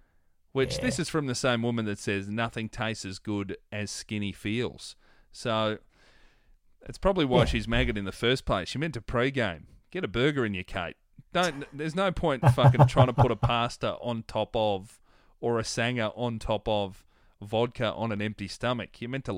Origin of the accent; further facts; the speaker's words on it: Melbourne, Victoria, Australia; I remember as a kid growing up in Melbourne